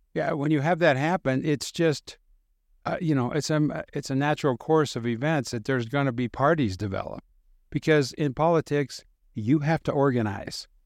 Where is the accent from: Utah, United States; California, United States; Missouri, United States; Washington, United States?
Utah, United States; in my home state of Utah